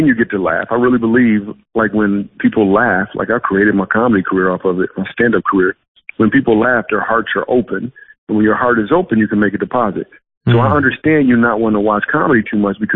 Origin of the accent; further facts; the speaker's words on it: Grand Rapids, Michigan, United States; also born or lived in New York City / Los Angeles; now in Dallas, United States; I am from Michigan.